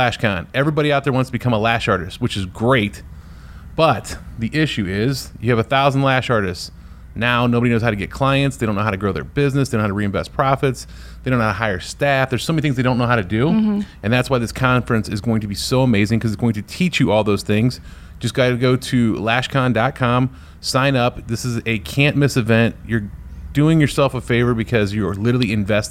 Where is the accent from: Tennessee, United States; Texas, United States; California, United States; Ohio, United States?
Ohio, United States; Northeast; I'm from Northeast Ohio